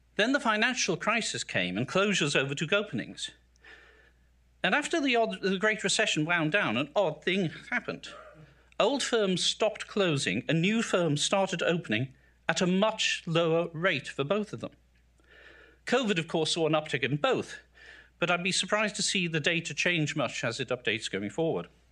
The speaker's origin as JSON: {"language": "English", "town": "South Shields", "region": "North East England", "country": "United Kingdom", "tie": "born or raised there", "moved": "yes", "lives_now": "United States", "said": "I grew up in the industrial northeast of England, in the aspirational working class family"}